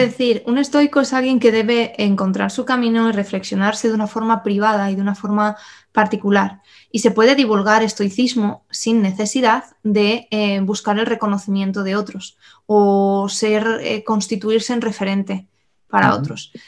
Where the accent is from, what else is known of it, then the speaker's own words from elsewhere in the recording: Spain; nosotros que tenemos una herencia cristiana eh, y católica como españoles